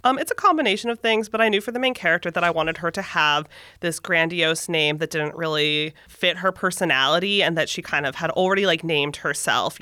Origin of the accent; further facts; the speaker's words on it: San Francisco Bay Area, California, United States; I was born in the San Francisco Bay Area. I have lived in California